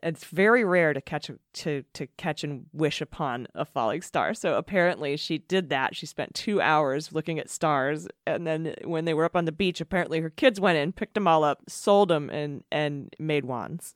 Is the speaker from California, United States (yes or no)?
yes; San Diego, California, United States; we're from San Diego